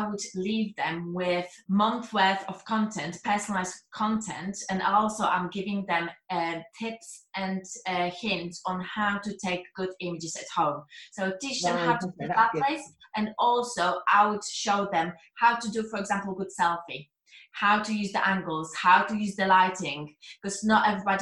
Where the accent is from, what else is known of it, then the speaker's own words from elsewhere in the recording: Poland; English is a second language; moved away; I was worrying about my accent, if people are going to understand what I'm saying, because I'm Polish